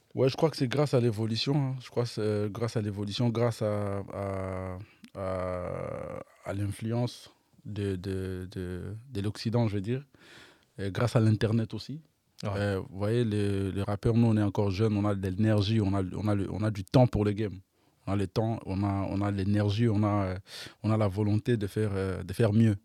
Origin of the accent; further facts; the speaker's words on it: Kinshasa, DR Congo; j'ai grandi entre les deux quartiers